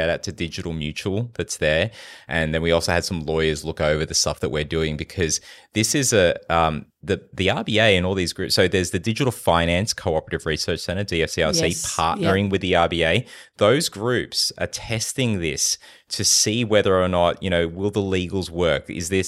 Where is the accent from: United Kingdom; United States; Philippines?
Philippines; born there; I was born in the Philippines.